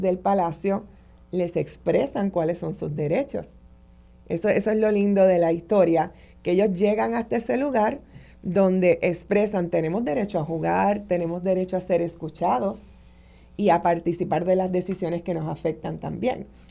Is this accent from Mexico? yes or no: no; Puerto Rico; nosotros como puertorriqueños y puertorriqueñas